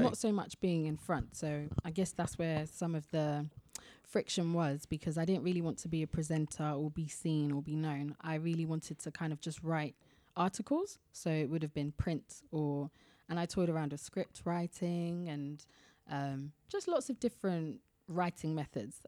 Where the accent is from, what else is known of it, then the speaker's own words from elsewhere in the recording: London, United Kingdom; I always tell people I'm from Ealing, because it's just easy to, but I'm actually from Southall